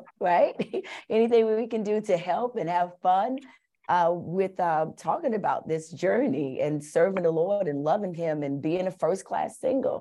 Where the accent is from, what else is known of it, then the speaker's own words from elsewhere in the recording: New York City, New York, United States; I was born and raised in Bronx River Projects in New York